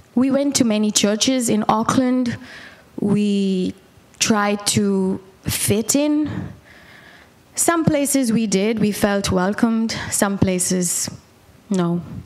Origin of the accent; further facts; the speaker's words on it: Bangalore, Karnataka, India; also born or lived in Bombay / Calcutta; I was born and raised in India